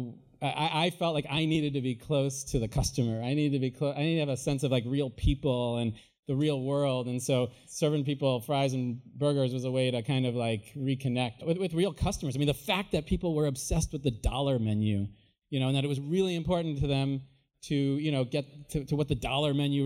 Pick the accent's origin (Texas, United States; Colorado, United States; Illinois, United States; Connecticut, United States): Illinois, United States; moved away; also born or lived in Iowa; I grew up in Illinois. I went to school in Iowa. I grew up in my family's paint store